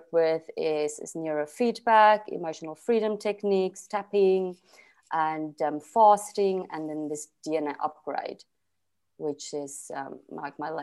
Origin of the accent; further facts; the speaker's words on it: South Africa; now in Portugal; I'm originally from South Africa